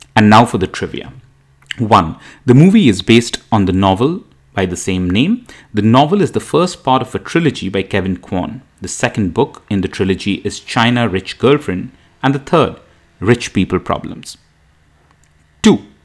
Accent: India; now in United States; as an Indian immigrant in the US

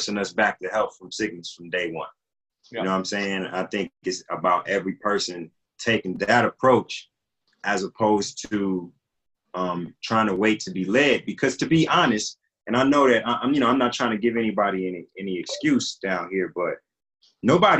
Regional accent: Compton, California, United States; also born or lived in Alabama / Watts, Los Angeles; I came to Compton. I was a year old

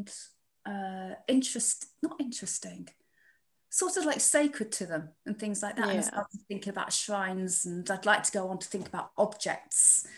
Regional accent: Chesterfield, East Midlands, United Kingdom; now in Leicester, United Kingdom; I come from Chesterfield, near Derbyshire.

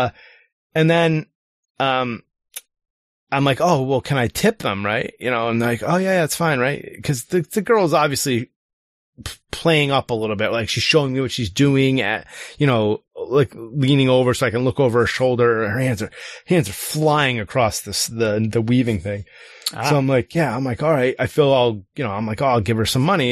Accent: United States; I'm American

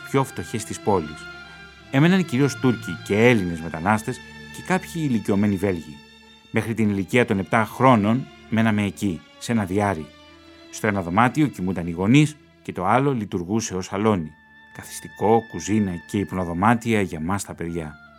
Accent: Brussels, Brussels-Capital Region, Belgium; Γεννήθηκα στις Βρυξέλλες το 1968

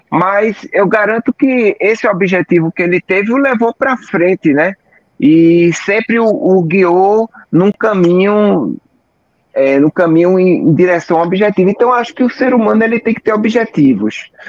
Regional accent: Recife, Pernambuco, Brazil; e sou aqui de Recife, aqueles que não me conhecem

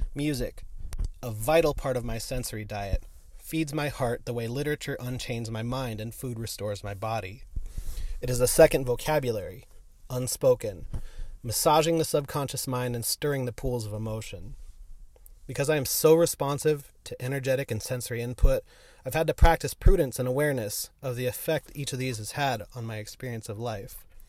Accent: San Diego, California, United States; I grew up in San Diego

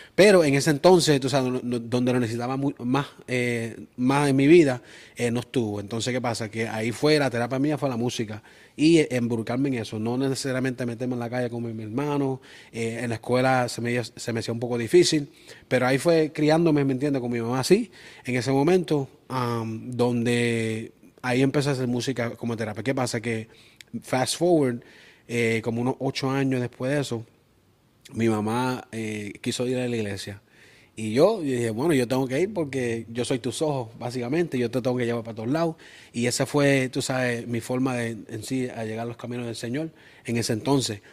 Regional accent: Springfield, Massachusetts, United States; also born or lived in Aguas Buenas, Puerto Rico; Yo soy de allá, entonces, pero en sí me crié y nací en Springfield

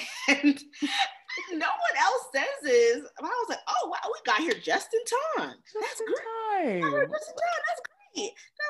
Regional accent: Seattle, Washington, United States; born or raised there; moved away

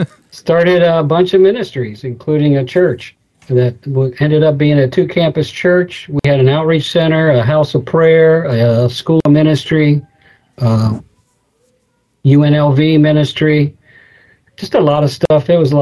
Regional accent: Chillicothe, Ohio, United States; also born or lived in Virginia / Gahanna, Ohio / Grove City, Ohio; I grew up in Chillicothe, Ohio

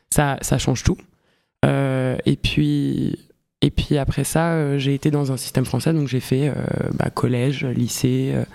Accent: Geneva, Switzerland; moved away as an adult; Euh, je viens de Genève. Je suis née, j'ai grandi là-bas jusqu'à mes 18 ans.

